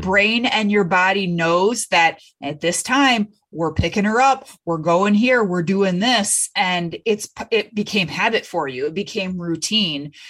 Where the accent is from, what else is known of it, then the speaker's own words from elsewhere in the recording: Michigan, United States; I'm from Michigan